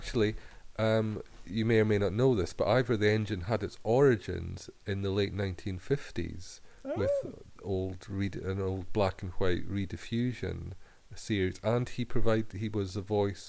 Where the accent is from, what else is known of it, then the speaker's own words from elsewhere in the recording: Scotland, United Kingdom; from my earlier years growing up in Scotland